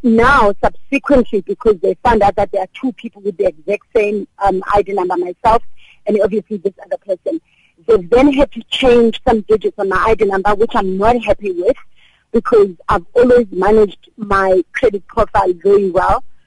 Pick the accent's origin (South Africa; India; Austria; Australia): South Africa; also born or lived in Durban; South African consumers